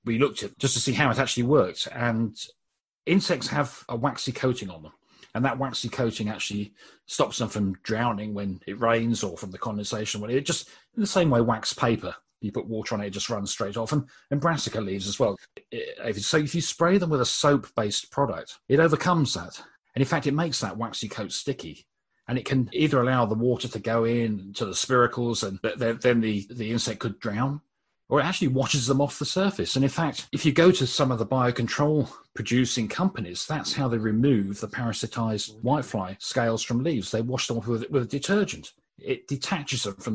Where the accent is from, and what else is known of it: Brighton, South East England, United Kingdom; born or raised there